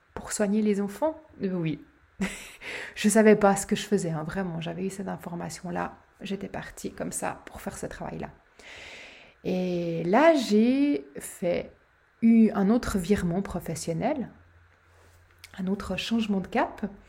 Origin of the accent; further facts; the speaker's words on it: Switzerland; chez nous, en Suisse